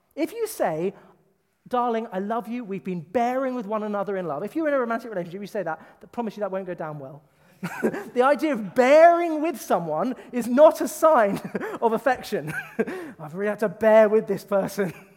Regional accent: United Kingdom; I am from the British culture

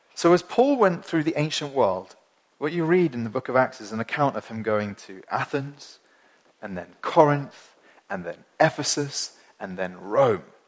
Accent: Winchester, South East England, United Kingdom; I come from Winchester, which is a small, small city in the, in the south of England

